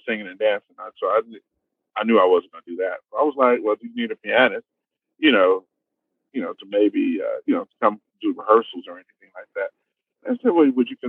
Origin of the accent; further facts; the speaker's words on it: Roosevelt, New York, United States; moved away as an adult; now in Houston, United States; I'm a native New Yorker. I'm from Roosevelt